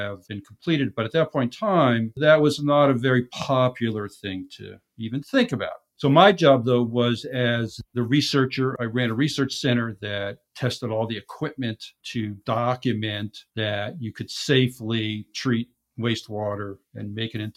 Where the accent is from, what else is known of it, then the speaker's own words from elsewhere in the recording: New York, United States; moved away as an adult; now in San Diego, United States; I grew up in New York